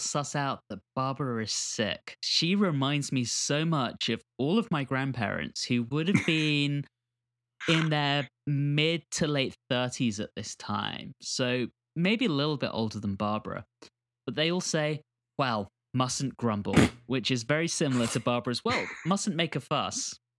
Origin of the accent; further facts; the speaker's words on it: United Kingdom; now in United States; I'm British, if you guys haven't noticed.